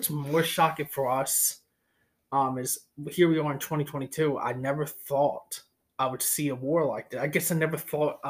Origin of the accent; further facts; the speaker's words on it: United States; speaking as an American